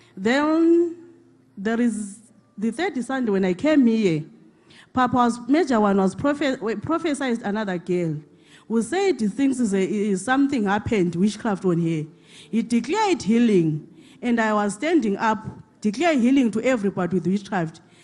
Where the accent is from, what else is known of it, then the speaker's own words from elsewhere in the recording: Zimbabwe; now in South Africa; I come from Zimbabwe, permanently staying in South Africa